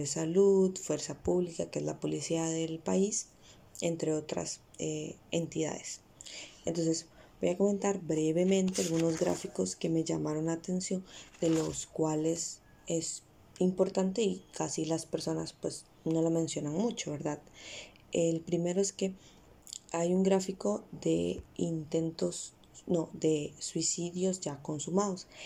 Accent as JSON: {"language": "Spanish", "country": "Costa Rica", "said": "Costa Rica, que es de donde yo soy"}